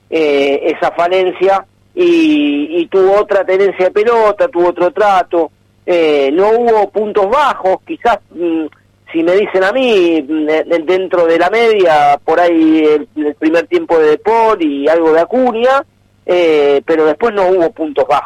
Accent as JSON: {"language": "Spanish", "country": "Argentina", "said": "es más, el de Argentina, uno lo ve por uno lo ve por como argentino y demás."}